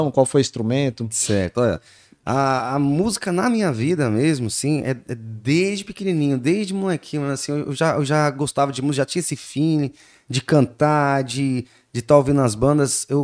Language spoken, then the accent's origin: Portuguese; São Paulo, Brazil; eu nasci lá, eu nasci me criei no Grajaú, é, num bairro chamado Cantinho do Céu, né?